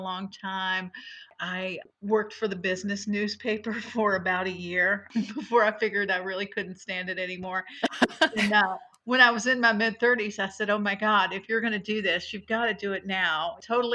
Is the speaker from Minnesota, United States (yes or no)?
no; Louisville, Kentucky, United States; I was born in Louisville, and my father was a writer. And my mother was a nurse, and so I grew up watching him work